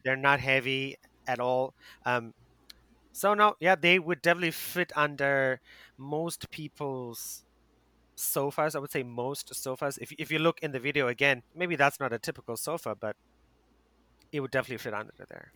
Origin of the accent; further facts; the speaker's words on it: South Africa; now in Asia; my home country, South Africa